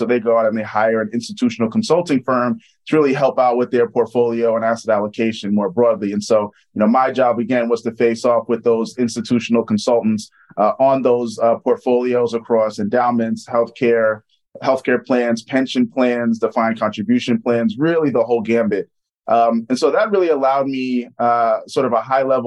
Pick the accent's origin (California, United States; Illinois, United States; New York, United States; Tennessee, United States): New York, United States; moved away as an adult; also born or lived in Charlottesville, Virginia; I'm originally from New York. My dad owns his own dentist practice in Queens